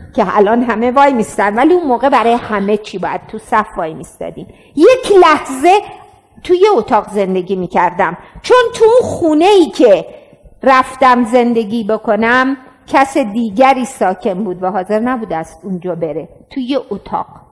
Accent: Iran; also born or lived in France / Gilan / Rasht / Talesh; مهم نیست کجاش زندگی میکنم ولی مهم اینه که ایرانیم

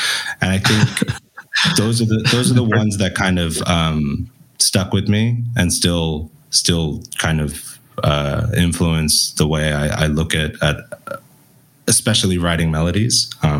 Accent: Belgium; accent: international; we grew up in Belgium, hence my weird international accent.

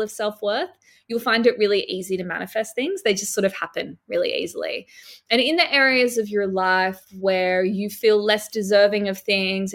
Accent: Sydney, New South Wales, Australia; moved away as an adult; now in Byron Bay, Australia; I grew up in Sydney and work always took me back to Sydney

